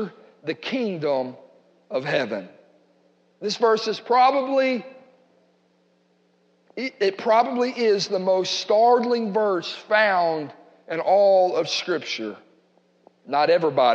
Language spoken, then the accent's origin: English; United States; we're American